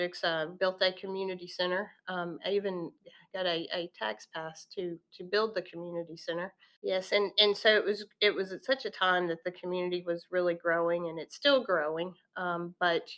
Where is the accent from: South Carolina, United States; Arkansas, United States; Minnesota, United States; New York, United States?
Arkansas, United States; Walnut Ridge; also born or lived in Jonesboro, Arkansas; I was born and raised in the Twin Cities of Walnut Ridge and Hoxie. Northeast Arkansas is home and very special to me